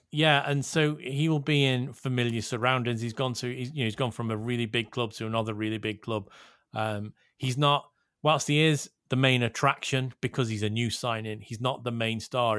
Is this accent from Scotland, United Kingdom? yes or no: no; Liverpool, North West England, United Kingdom; I am born and bred in Liverpool.